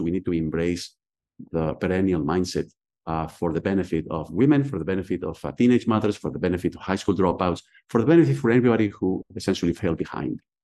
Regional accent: Spain; English is a second language; moved away as an adult; now in Philadelphia, United States; I was born and raised in Spain.

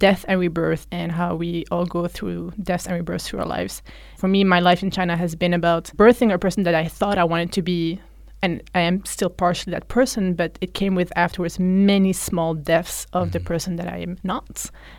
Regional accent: Flanders, Belgium; English is a second language; But because, you know, like I grew up in Belgium where we speak Dutch

